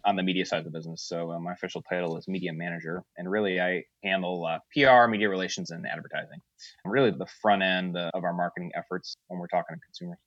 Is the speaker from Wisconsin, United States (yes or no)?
no; Springfield, Massachusetts, United States; also born or lived in North Carolina; I'm from just outside of Springfield, Mass